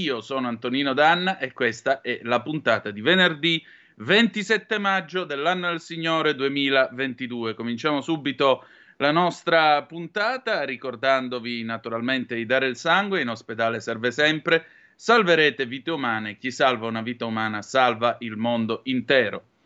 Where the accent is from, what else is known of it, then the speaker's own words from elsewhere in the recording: Vibo Valentia, Calabria, Italy; moved away; Vibo Valencia, mia città natale